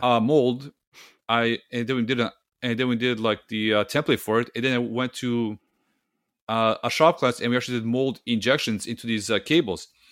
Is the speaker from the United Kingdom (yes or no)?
no; Serbia; English is a second language; now in Canada; my home country of, uh, Serbia